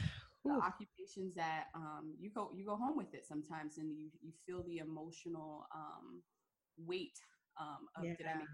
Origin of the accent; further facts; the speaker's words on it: Fort Lauderdale, Florida, United States; born and raised in South Florida, Fort Lauderdale area